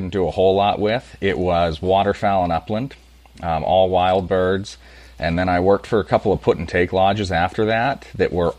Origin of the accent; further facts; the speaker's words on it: Pennsylvania, United States; Born and raised in Pennsylvania. I am in St. Mary's, which is middle of nowhere.